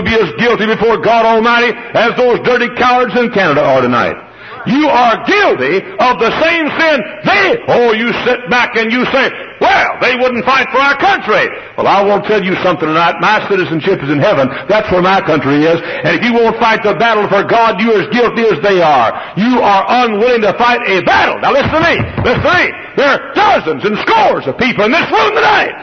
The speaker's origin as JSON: {"language": "English", "town": "Dallas", "region": "Texas", "country": "United States", "tie": "born or raised there", "moved": "yes", "lives_now": "Hammond, United States", "said": "I grew up in Dallas."}